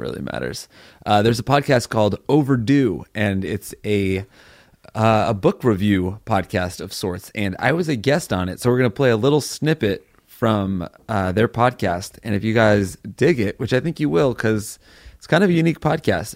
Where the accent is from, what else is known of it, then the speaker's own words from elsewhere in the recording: New Haven, Connecticut, United States; moved away; New Haven, my hometown show.